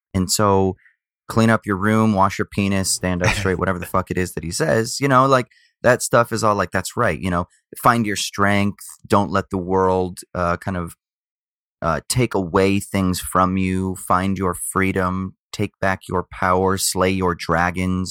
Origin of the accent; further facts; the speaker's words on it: South Orange County, California, United States; also born or lived in Glendora, California / Garden Grove, California / Newport Beach, California / Laguna, California; Then moved to Newport Beach when I was, uh, around five, something like that, so then South Orange County, so then total yuppie, middle class, uh, yuppie upbringing